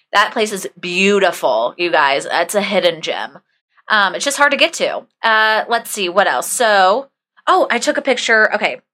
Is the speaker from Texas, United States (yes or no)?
no; Indianapolis, Indiana, United States; now in Atlanta, United States; I'm actually from Indianapolis